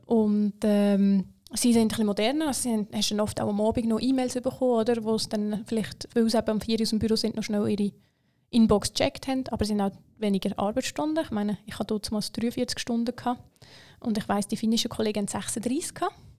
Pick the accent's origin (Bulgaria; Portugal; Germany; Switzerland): Switzerland; ich bin in der Schweiz aufgewachsen.